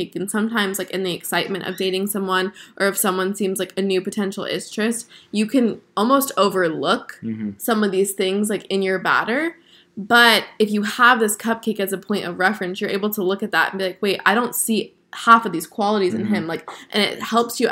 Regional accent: South Florida, United States; I grew up in South Florida.

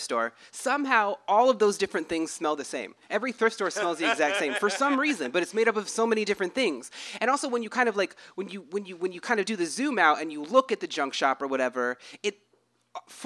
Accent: United States; I'm from an Indian reservation

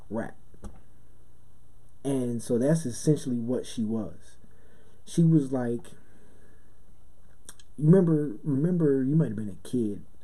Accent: Brooklyn, New York, United States; growing up in Brooklyn in a house with no heat and you know your father's gone and your mother's working three jobs

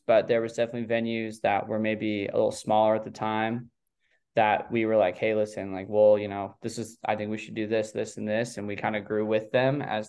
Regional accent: Coeur d'Alene, Idaho, United States; I'm from a town called Coeur d'Alene, which is the biggest town in northern Idaho

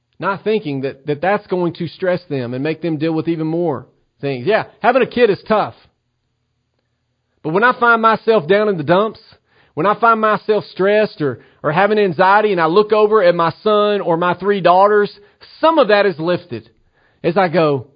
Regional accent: Tennessee, United States; the state of Tennessee, my home state.

